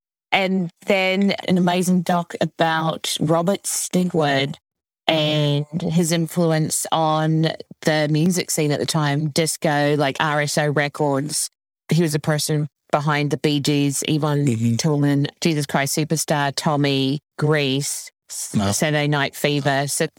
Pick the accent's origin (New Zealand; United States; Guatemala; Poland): New Zealand; I grew up in New Zealand in my defense.